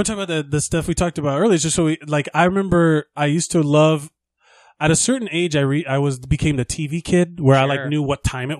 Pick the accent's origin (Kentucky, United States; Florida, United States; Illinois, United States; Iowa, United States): Florida, United States; Miami; moved away; I'm born and raised in Miami